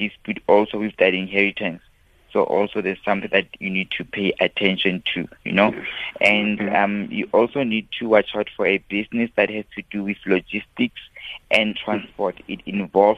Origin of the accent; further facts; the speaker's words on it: Mabopane, Gauteng, South Africa; from my hometown